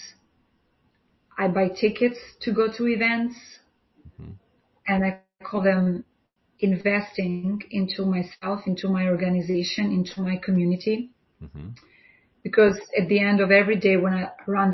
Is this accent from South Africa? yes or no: no; Albania; moved away as an adult; now in New York City, United States; I'm from Albania